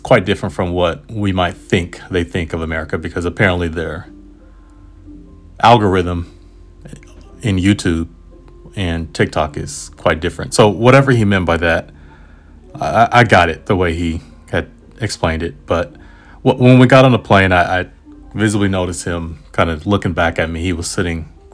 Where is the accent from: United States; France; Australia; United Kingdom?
United States; Yeah, I am